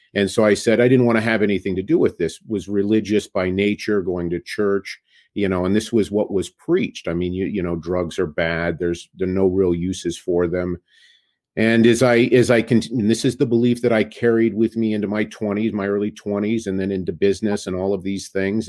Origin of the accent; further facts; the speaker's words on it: Sacramento, California, United States; also born or lived in Bay Area, California; Sacramento, California. Grew up in Northern California